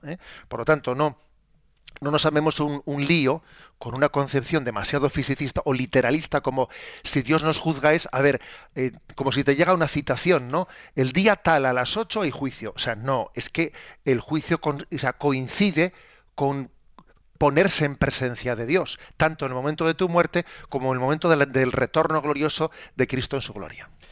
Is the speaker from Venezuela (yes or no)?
no; Spain; entre nosotros en España